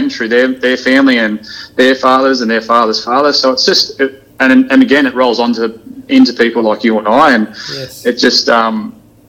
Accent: country New South Wales, Australia; also born or lived in Coonabarabran / Walgett / Tamworth; I am a country boy originally, born in Coonabarabra in country New South Wales

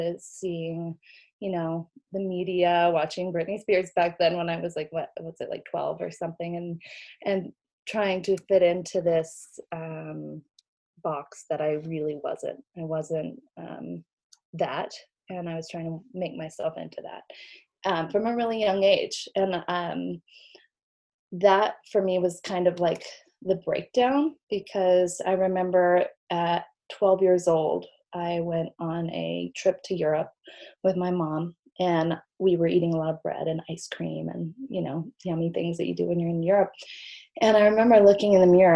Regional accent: Sedona, Arizona, United States; also born or lived in Missouri; I grew up in Sedona

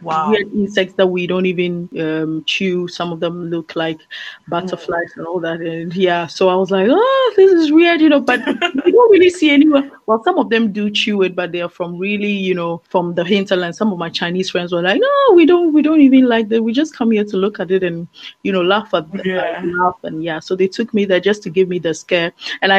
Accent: Ghana; moved away as an adult; also born or lived in France / China / Belgium; I'm from Ghana.

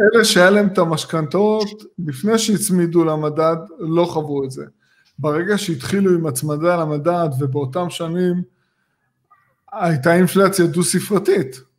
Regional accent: Tel Aviv area, Tel Aviv District, Israel; אני גדלתי באזור הזה

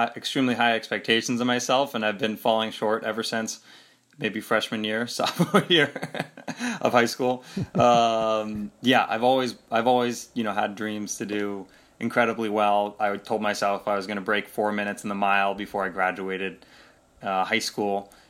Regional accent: Pacific Northwest, United States; I absolutely love growing up in the Pacific Northwest.

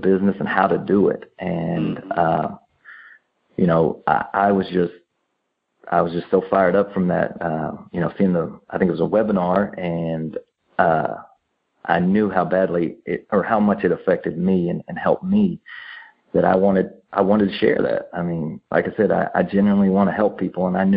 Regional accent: Missouri, United States; we're from Missouri, and we have an accent from other parts of the country

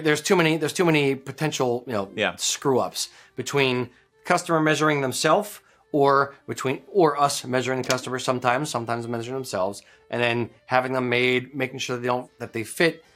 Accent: United States; I'm an American kilt maker

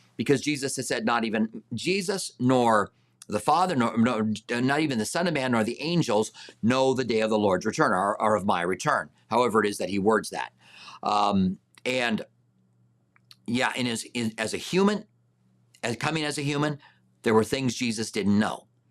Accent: United States; I am an American

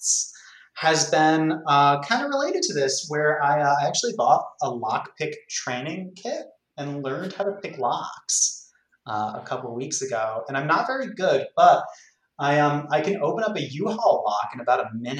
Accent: Catskill Mountains, rural New York, United States; I grew up in the Catskill Mountains in rural New York. When I was a kid, I moved around

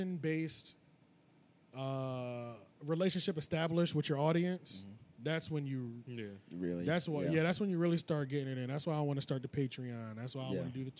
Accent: United States; I'm an American, I speak English.

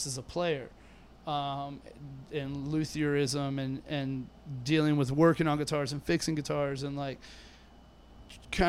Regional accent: Tampa, Florida, United States; I grew up in Tampa

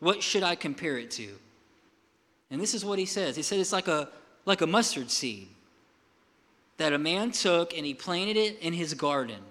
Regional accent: Milton, United States; I'm from Milton

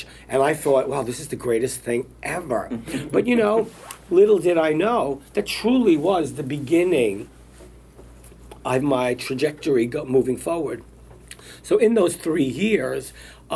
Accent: New York City, New York, United States; as a little kid growing up in Brooklyn

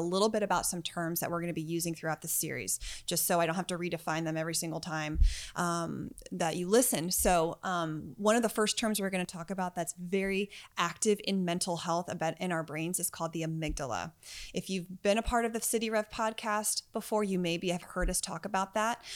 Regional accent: United States; I grew up outside of Washington, D.C., so our version of the subway was the metro

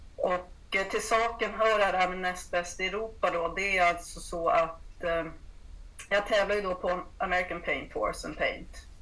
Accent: Uppsala, Uppsala County, Sweden; moved away as an adult; now in Blekinge, Sweden; kommer från Uppsala ursprungligen men har bott i Blekinge i eh, ja, 35

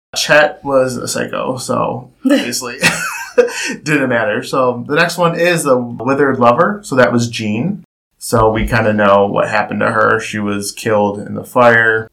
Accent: Cleveland, Ohio, United States; we're from Cleveland

